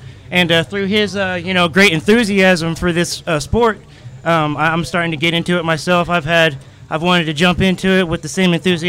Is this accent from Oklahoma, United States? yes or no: yes; Lawton, Oklahoma, United States; Yeah, six it's a Native American name. Yeah, I'm from Lawton, Oklahoma.